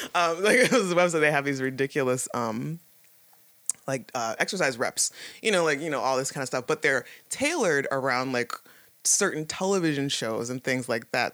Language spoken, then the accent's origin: English; Toledo, Ohio, United States; moved away as an adult; now in Pittsburgh, United States; I come from Toledo, Ohio, and it's not small, but that was all I really that was my reference point for everything. And you, know, you grow up there. I was I lived there for, you know, till I was like 22, 23